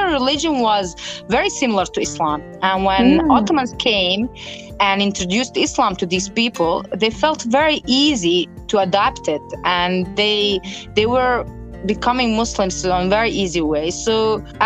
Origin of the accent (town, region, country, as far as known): Bosnia & Herzegovina